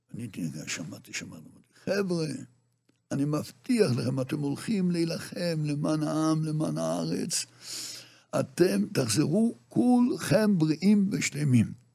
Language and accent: Hebrew; Jerusalem, Jerusalem District, Israel; moved away as an adult; now in Migdal HaEmek, Israel; אנחנו גדלנו מירושלים. דור חמישי ירושלמי